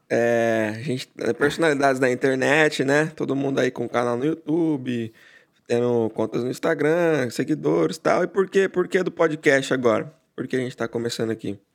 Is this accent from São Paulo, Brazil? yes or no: yes; Barra Bonita, São Paulo, Brazil; now in Chicago, United States; originalmente de Barra Bonita, interior de São Paulo, mas hoje eu moro em Chicago, nos Estados Unidos